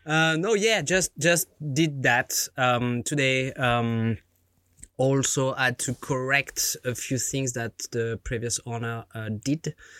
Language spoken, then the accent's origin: English; France; born or raised there